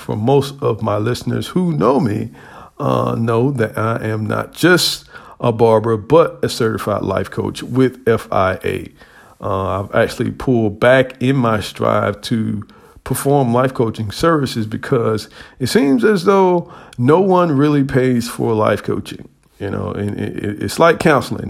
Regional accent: United States; as an American

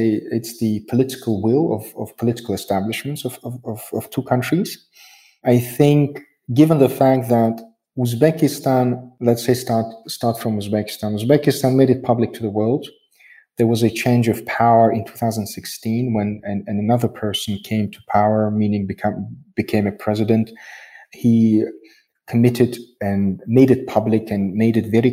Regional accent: Tajikistan; I am from Tajikistan. I'm a citizen of Tajikistan.

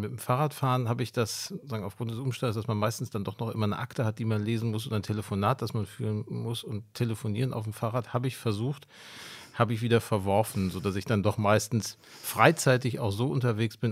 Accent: Ruhr area, North Rhine-Westphalia, Germany; now in Hamburg, Germany; ich komme aus, aus dem Ruhrgebiet

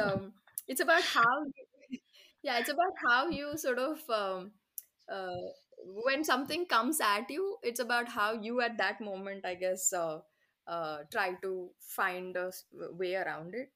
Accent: India; as an Indian

